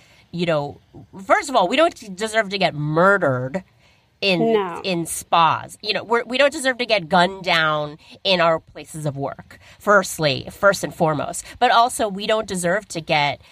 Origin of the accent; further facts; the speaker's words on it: United States; we're American.